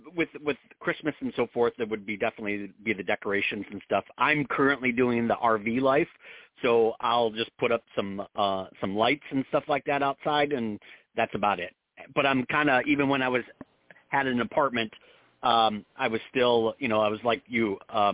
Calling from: Arizona, United States; I am in Arizona.

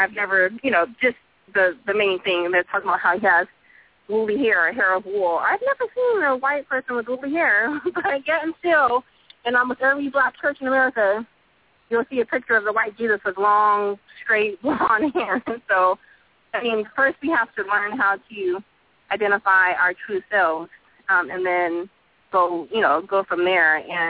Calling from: Texas, United States; I'm from Texas.

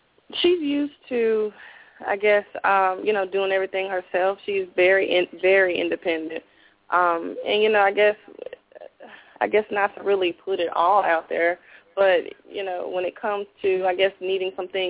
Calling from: High Point, North Carolina, United States; I'm calling from High Point.

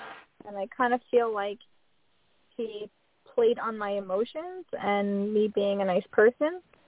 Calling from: New York, United States; I'm calling from New York.

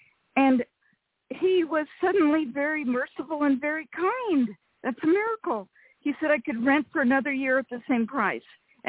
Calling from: Rancho Cordova, California, United States; from Rancho Cordova, California.

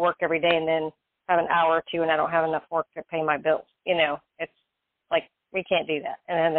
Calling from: Florida, United States

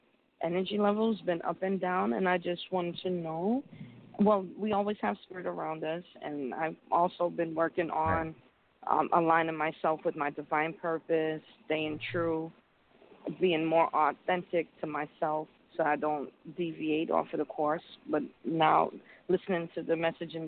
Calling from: Connecticut, United States; I'm calling from Connecticut.

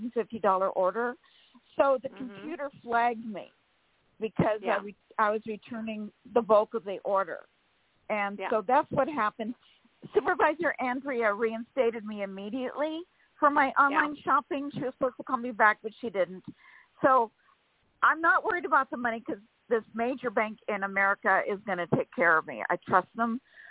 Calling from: California, United States; from California.

